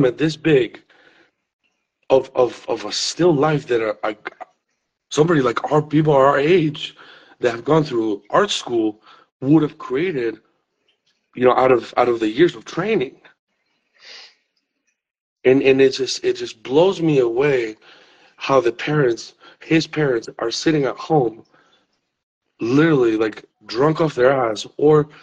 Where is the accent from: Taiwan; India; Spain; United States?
Spain; Madrid, Community of Madrid; moved away; I'm originally from Madrid, Spain.